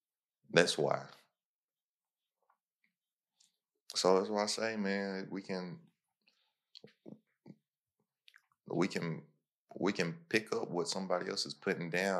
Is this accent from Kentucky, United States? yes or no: yes; Kentucky, United States; now in Texas, United States; I'm from Kentucky and live in Texas.